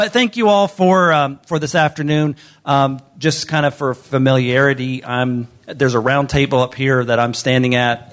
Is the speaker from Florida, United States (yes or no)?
yes; northwest Florida, United States; moved away; I grew up in the northwest part of Florida and grew up low vision